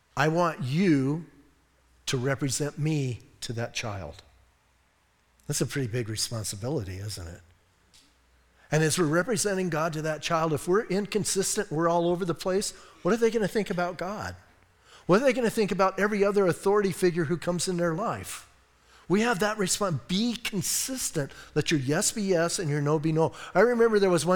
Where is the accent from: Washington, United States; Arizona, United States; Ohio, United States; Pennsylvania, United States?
Arizona, United States; Bisbee; now in Sierra Vista, United States; I was raised in Bisbee